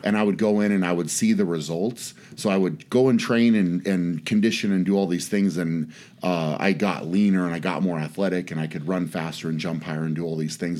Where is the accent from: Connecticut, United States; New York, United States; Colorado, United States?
Colorado, United States; Fort Lupton; moved away; I was from Fort Leapt in Colorado